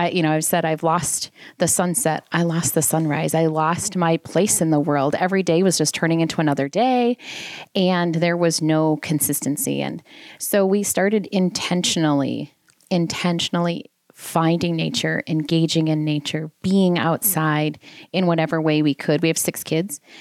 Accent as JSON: {"language": "English", "region": "Southwest Minnesota", "country": "United States", "tie": "born or raised there", "also_born_or_lived": "Wisconsin / Philadelphia", "moved": "as an adult", "said": "I grew up in Southwest Minnesota on a farm"}